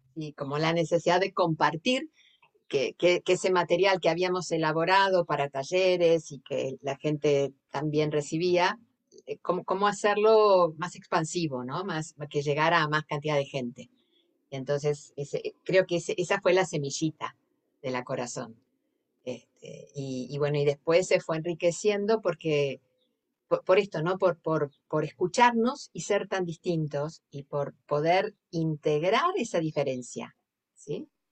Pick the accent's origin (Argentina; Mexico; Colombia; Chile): Argentina; accent: Argentine; moved away as an adult; now in Sitges, Spain; vengo de Argentina, se nota por el acento